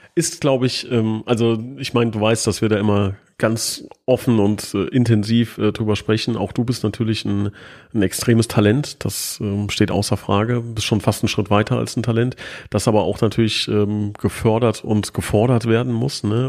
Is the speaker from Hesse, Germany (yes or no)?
yes; Hesse, Germany; ich bin Hesse